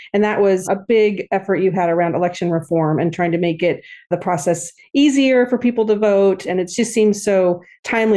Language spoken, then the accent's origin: English; California, United States; as a Californian